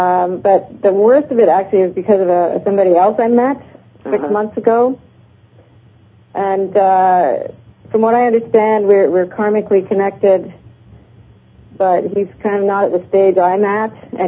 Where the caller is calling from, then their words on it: Burlington, Ontario, Canada; I'm calling from Burlington, Ontario.